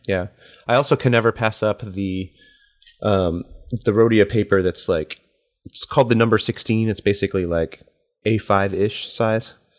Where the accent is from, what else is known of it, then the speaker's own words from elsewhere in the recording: United States; as an American and as somebody who grew up in the, like, eighties and nineties